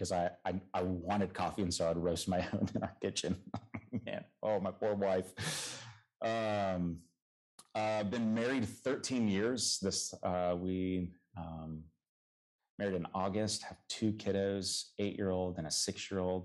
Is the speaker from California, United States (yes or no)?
yes; Southern California, United States; I am from the Lord's country, Southern California, the true South